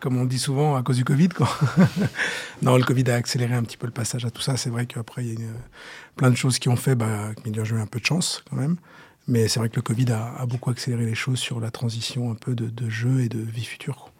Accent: Saint-Nom-la-Bretèche, Île-de-France, France; j'ai, j'ai grandi et je suis né à Saint-Nom-la-Bretèche

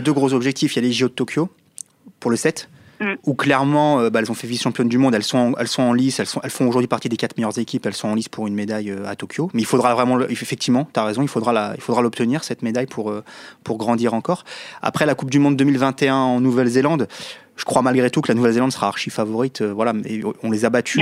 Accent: France; chez nous en France

